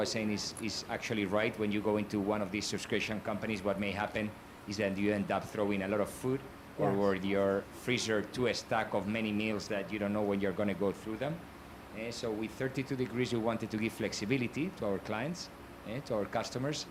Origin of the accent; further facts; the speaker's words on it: Bilbao, Basque Country, Spain; moved away; I'm from Spain